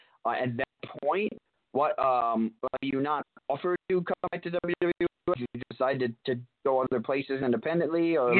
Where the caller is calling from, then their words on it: New York, United States; I'm in New York